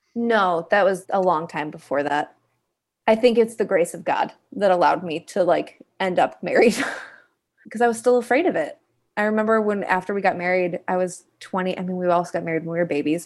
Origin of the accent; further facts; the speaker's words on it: Kalamazoo, Michigan, United States; I am originally from Kalamazoo, Michigan, a little town in the Midwest.